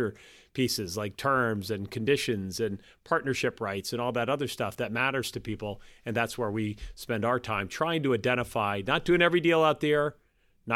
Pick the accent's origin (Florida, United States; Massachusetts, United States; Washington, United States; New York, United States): Massachusetts, United States; Boston; being a Bostonian, oftentimes when I travel, I meet people and I say, I'm from Boston